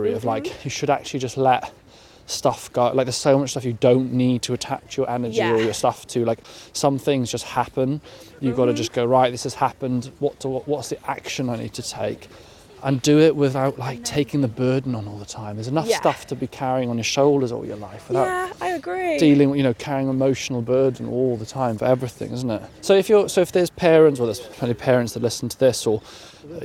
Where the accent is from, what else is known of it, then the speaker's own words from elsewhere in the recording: Carmarthenshire, Wales, United Kingdom; also born or lived in Pembrokeshire; I grew up in Carmarthenshire